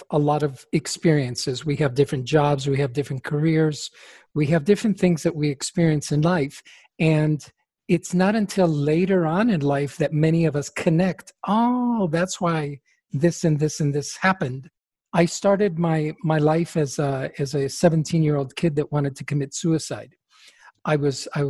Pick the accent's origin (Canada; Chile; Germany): Chile; first language Spanish; English is a second language; now in United States; because Spanish is my first language, I was born in Chile